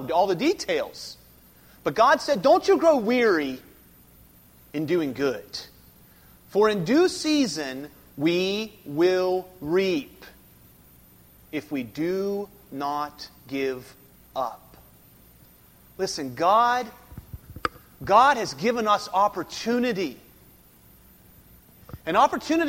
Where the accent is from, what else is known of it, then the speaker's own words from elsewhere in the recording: Keyser, West Virginia, United States; I'm from Kaiser as well, so you know, so we talk the same language